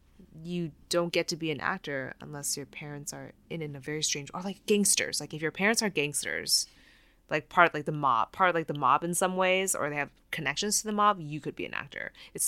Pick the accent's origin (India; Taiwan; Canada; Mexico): Taiwan; moved away as an adult; now in United States; No, I grew up in Taiwan.